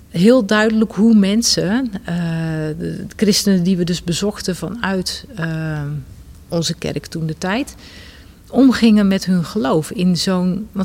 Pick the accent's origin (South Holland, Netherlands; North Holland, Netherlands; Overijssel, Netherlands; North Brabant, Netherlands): North Brabant, Netherlands; also born or lived in Rotterdam; Maar toen, we zes, toen ik zes was, zijn we verhuisd naar Brabant.